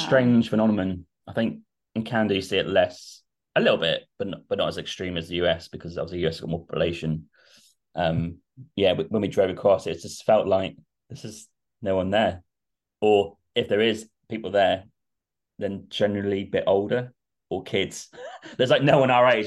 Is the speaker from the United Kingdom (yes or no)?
yes; Norwich, East of England, United Kingdom; I'm from Norwich, so it's just down the road